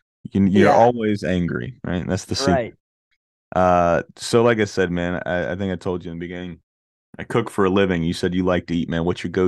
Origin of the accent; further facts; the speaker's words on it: the South, United States; So I'm from the South, man. So Granny instilled in me real young, man, you got to have really good fried chicken and you've got to have really good mac and cheese.